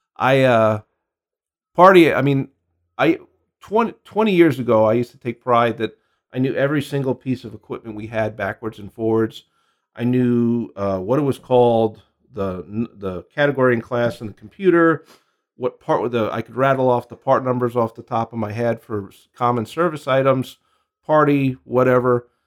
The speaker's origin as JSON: {"language": "English", "town": "New York City", "region": "New York", "country": "United States", "moved": "as an adult", "lives_now": "Phoenix, United States", "said": "I'm originally from Queens, New York"}